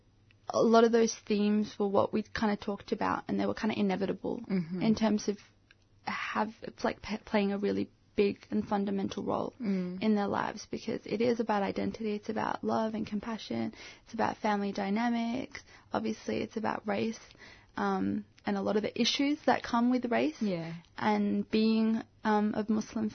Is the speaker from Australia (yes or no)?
yes; Australia; I'm African Australian